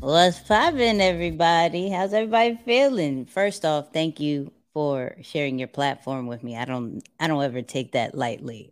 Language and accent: English; New York City, New York, United States; I'm a kid from Queens.